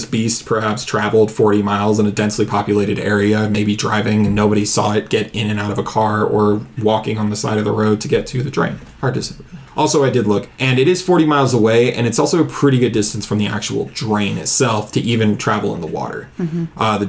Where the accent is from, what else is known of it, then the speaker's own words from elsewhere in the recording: Southern, United States; accent: Southern; my Southern accent